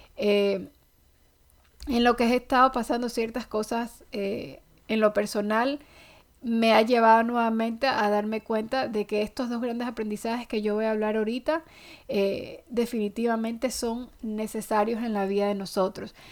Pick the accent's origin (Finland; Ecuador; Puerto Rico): Ecuador; now in United States; yo soy ecuatoriana